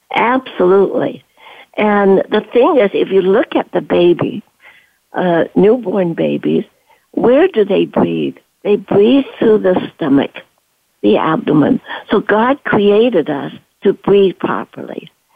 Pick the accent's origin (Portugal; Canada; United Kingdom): Canada; moved away as an adult; also born or lived in Guangzhou, China / Stanford, California, United States; I am Chinese and from Canton moving to Canada, brought up there